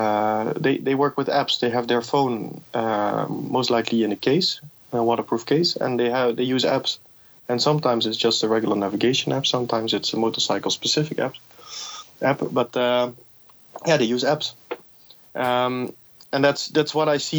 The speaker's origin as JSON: {"language": "English", "town": "Amsterdam", "region": "North Holland", "country": "Netherlands", "moved": "as an adult", "lives_now": "Mexico City, Mexico", "said": "I'm originally from Amsterdam in the Netherlands"}